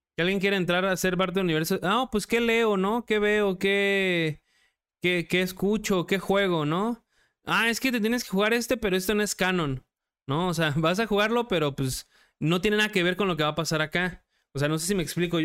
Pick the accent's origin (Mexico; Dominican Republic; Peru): Mexico; yo como director mexicano